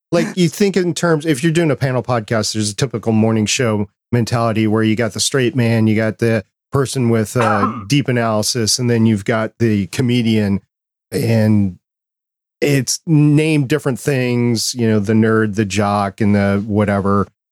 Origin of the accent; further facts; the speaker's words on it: Minnesota, United States; as a kid growing up in Walnut or in Minnesota